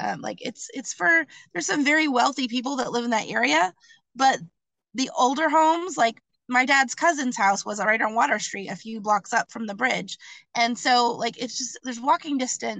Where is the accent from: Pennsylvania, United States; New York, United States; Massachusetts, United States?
Massachusetts, United States; Dartmouth; My hometown of Dartmouth has this little village called Peyton Aram Village